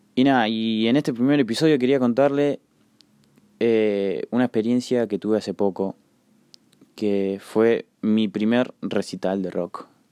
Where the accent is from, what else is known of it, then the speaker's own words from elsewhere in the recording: La Plata, Buenos Aires Province, Argentina; soy de La Plata